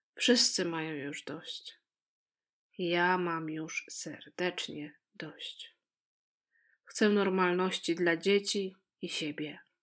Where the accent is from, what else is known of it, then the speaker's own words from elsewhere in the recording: Poland; moved away as an adult; now in Netherlands; Każda z nas dziewczyn, które tam się spotkała, pochodzi z różnych regionów Polski